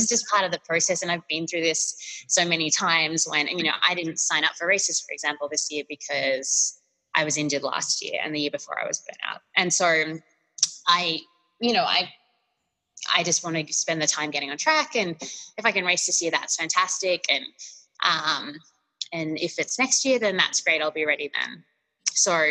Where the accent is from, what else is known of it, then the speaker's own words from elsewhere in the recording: Australia; now in United States; being Australian in the US